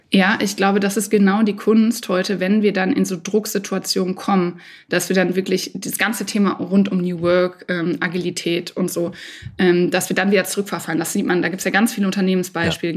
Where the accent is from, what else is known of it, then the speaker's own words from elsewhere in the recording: Dortmund, North Rhine-Westphalia, Germany; in meiner Heimat in Dortmund